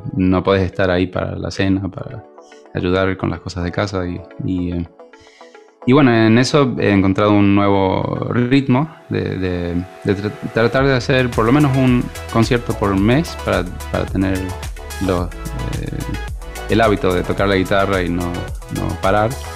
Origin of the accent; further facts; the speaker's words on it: Sweden; yo soy nacido en Suecia